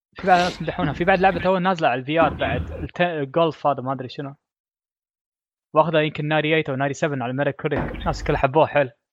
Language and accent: Arabic; Kuwait; كويتي انا